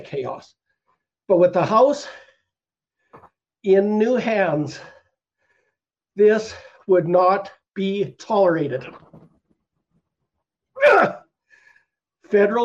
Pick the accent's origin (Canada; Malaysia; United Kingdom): Canada; Canadian brothers and sisters and the Canadian Ecclesia